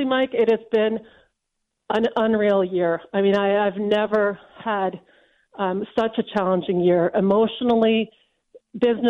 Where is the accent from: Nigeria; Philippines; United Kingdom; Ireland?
United Kingdom; London; now in Canada; I was born in London.